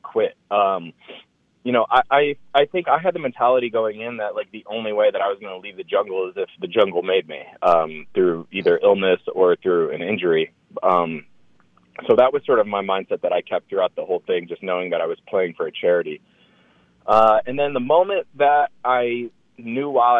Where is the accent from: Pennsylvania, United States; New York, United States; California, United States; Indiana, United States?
Indiana, United States; Indianapolis; I was born in Indy, so I went to a lot of Colts games